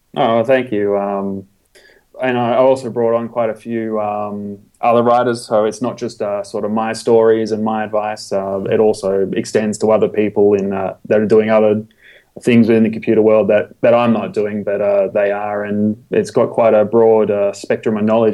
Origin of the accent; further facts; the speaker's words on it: Australia; I'm an Australian computer technician